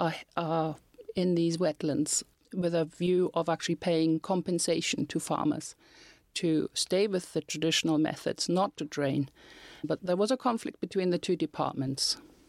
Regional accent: Germany; moved away as an adult; now in Northern Ireland, United Kingdom; when I came over from Germany to live in Northern Ireland

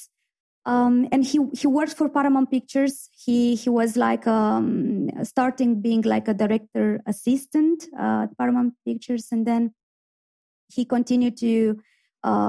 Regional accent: Iași, Iași County, Romania; moved away as an adult; now in Belfast, United Kingdom; my hometown, in Iași

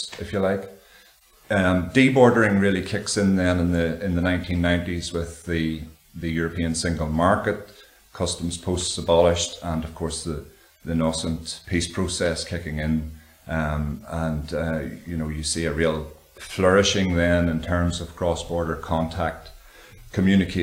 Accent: Dungannon, Northern Ireland, United Kingdom; I grew up in Dungannon, which is quite close to the border.

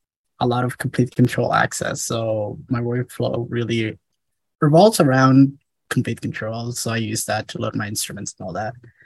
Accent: Somalia; now in Norway; I'm in Norway. I'm originally from Somalia.

